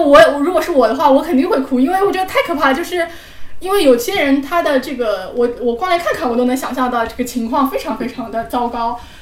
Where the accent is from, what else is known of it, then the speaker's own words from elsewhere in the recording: Shanghai, China; 我们是上海人嘛 我们是保持着上海人的体面和上海人的